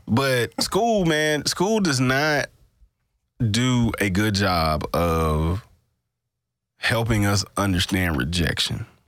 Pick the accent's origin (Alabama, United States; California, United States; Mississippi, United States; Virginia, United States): Mississippi, United States; born or raised there